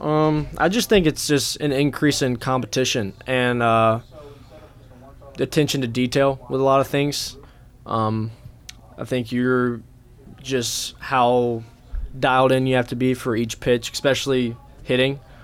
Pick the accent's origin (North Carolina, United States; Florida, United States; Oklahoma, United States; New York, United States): North Carolina, United States; Hickory; my hometown in Hickory